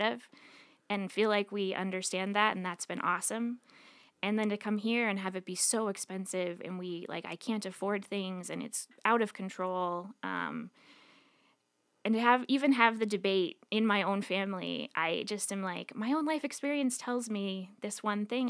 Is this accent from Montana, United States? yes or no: yes; Billings, Montana, United States; moved away as an adult; I grew up in Billings originally.